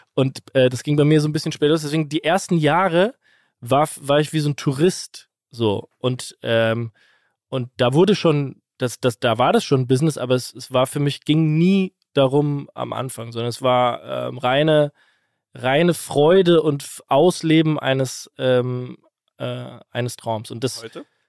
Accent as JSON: {"language": "German", "town": "Kaiserslautern", "region": "Rhineland-Palatinate", "country": "Germany", "tie": "born or raised there", "said": "in Kaiserslautern, meiner Heimatstadt"}